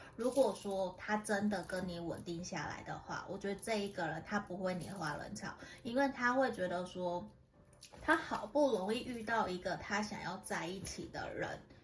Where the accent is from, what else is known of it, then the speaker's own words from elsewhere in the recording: Tainan, Taiwan; 我的台语不是很好，虽然我是台南人